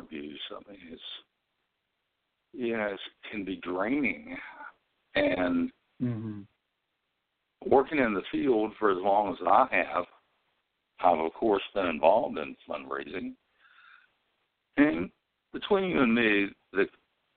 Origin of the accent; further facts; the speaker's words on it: West Virginia, United States; I'm from West Virginia